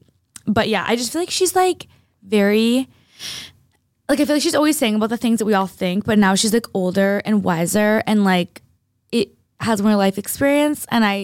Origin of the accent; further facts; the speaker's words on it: Boston, Massachusetts, United States; I'm from Boston